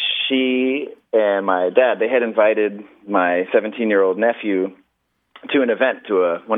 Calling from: Tampa, Florida, United States; I'm calling from Tampa.

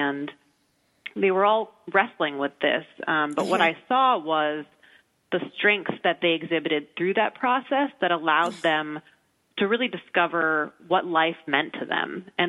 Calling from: Chicago, Illinois, United States; So I'm actually calling from Chicago, where I think it's like negative 25 degrees with the wind chill today.

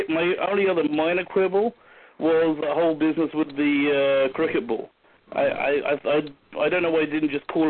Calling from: Judean hills, Israel; The Judean hills.

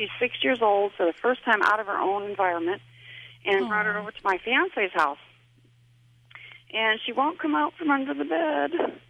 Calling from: Tennessee, United States

